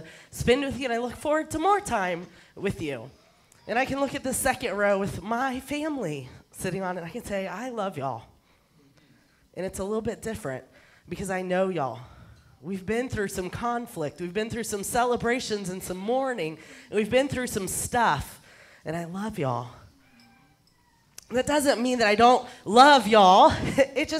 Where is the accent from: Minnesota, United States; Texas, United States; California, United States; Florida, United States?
Texas, United States; I'm a Texan. I come from Texas. So what I'm about to say is considered grammatically correct where I come from